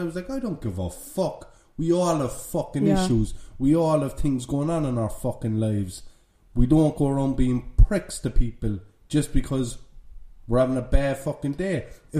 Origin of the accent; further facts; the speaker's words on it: Ireland; Because we're Irish. Know? I think he heard our accents.